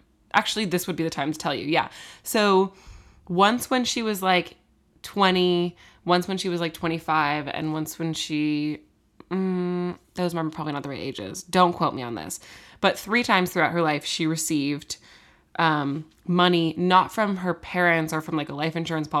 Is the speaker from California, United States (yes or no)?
yes; Los Angeles, California, United States; growing up in Los Angeles.